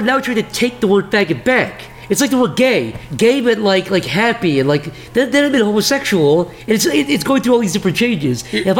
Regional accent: Midwest, United States; I grew up in the Midwest.

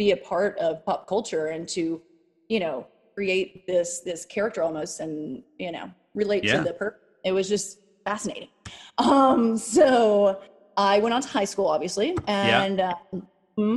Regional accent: Hope, Arkansas, United States; moved away; also born or lived in New York; Hope, Arkansas was where I was born and raised.

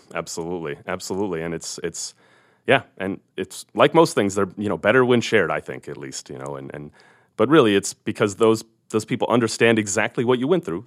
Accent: California, United States; moved away as an adult; now in Missoula, United States; I grew up in California

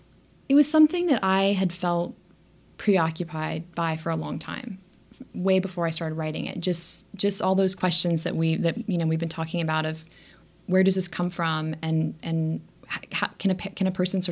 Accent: Texas, United States; also born or lived in Arizona; Like, you know, I grew up in Texas. I was living in Arizona.

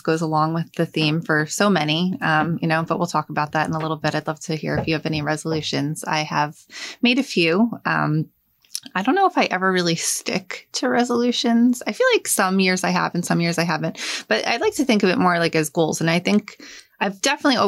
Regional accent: Hazlet, New Jersey, United States; When I was growing up, I grew up in Hazlitt. Mm-hmm. And same thing, I moved here, I was 7

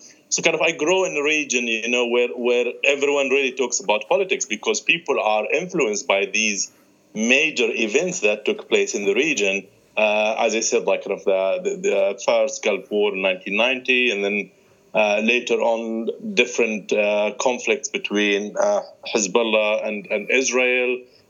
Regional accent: Syria; moved away; I was born in Syria, lived most of my life in Syria.

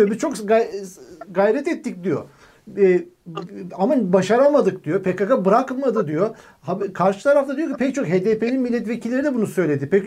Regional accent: Kahramanmaraş, Turkey; 1989 doğumluyum, Kahramanmaraşlıyım

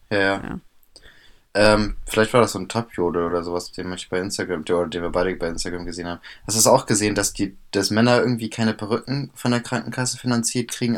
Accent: Bremen, Germany; bei uns in Bremen

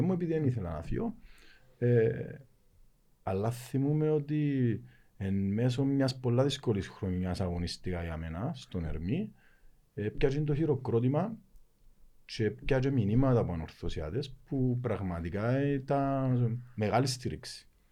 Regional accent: Lakatamia, Nicosia District, Cyprus; μεγάλωσα στη Λακατάμια

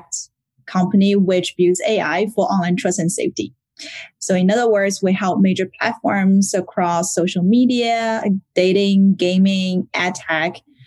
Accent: Shanghai, China; moved away as an adult; also born or lived in Paris, France; I was born in Shanghai, China, and I finished my bachelor degree earlier and moved to Paris in France

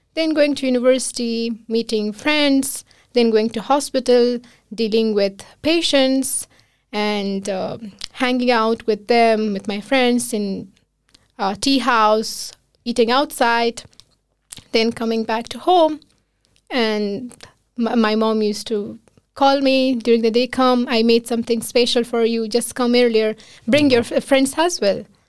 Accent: Kabul, Afghanistan; moved away as an adult; now in Iceland; I'm from another city, not from the capital of Afghanistan, which is Kabul, uh, but I grown up in Kabul

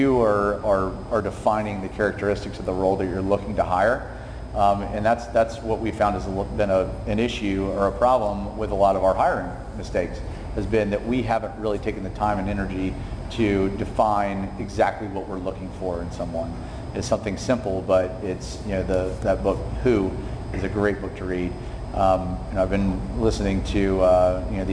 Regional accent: Summerville, South Carolina, United States; I grew up in Somerville

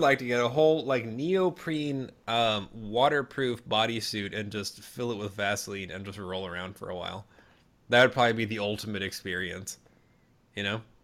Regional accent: Minnesota, United States; I'm from Minnesota

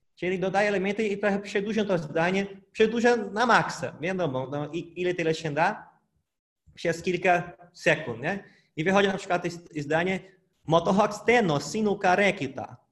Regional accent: Brazil; Polish is a second language; now in Poland; pochodzę z Brazylii, mieszkam w Polsce

